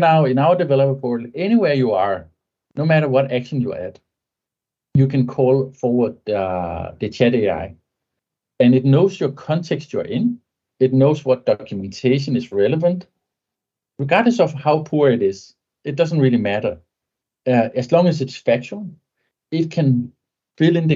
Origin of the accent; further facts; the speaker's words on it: Denmark; first language Danish; English is a second language; So my native tongue is Danish, but my business language is English.